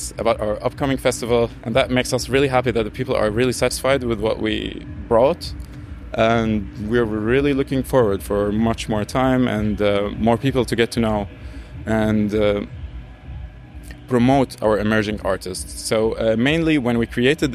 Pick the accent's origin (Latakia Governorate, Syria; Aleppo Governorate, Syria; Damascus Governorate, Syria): Damascus Governorate, Syria; Damascus; moved away; also born or lived in Kleve, Germany; I was born in Damascus and I grew up here like 6 years